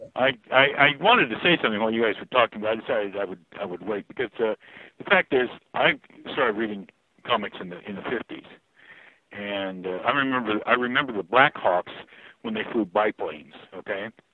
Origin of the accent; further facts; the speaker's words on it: Fort Collins, Colorado, United States; my hometown, which is Fort Collins